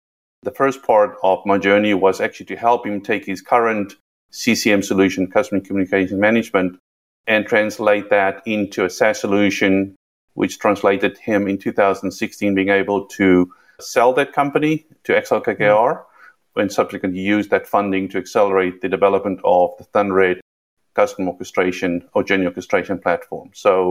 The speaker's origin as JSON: {"language": "English", "country": "South Africa", "also_born_or_lived": "London", "accent": "South African", "moved": "yes", "said": "You can hear by the accent, I'm South African. It's been Americanized a little bit, and it has a little bit of twist of British in there since I lived in London"}